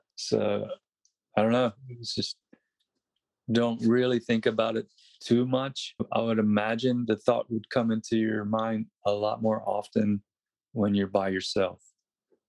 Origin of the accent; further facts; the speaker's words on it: Wilmington, North Carolina, United States; moved away as an adult; growing up in North Carolina